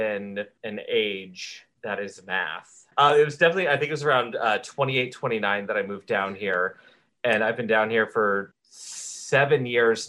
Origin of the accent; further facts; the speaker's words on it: California, United States; now in Florida, United States; I grew up in California and we went back to California to visit my dad